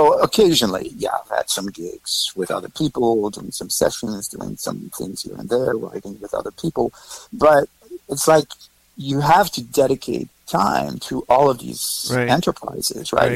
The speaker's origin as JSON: {"language": "English", "area": "in the Alps right outside Switzerland", "region": "Auvergne-Rhône-Alpes", "country": "France", "tie": "born or raised there", "moved": "as an adult", "lives_now": "New York City, United States", "said": "I was born in France. I was born right outside of Switzerland in the Alps."}